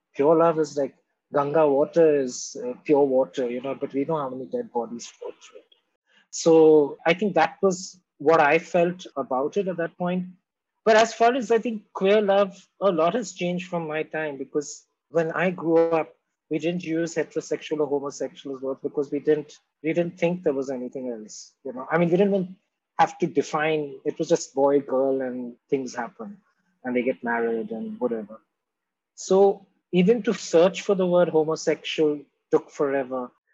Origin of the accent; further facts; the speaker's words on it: Mumbai, Maharashtra, India; also born or lived in Kolkata, India; now in Delhi, India; when I was born in Bombay or when I lived in Calcutta and here